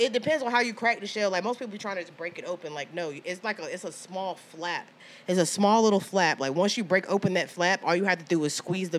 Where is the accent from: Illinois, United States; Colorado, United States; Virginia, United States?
Virginia, United States; I'm from Virginia